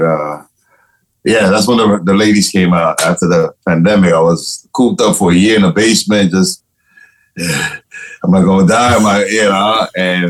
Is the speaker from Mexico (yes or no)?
no; Panama; first language Spanish; English is a second language; now in New York, United States; I'm originally from Panama. I'm originally from Panama.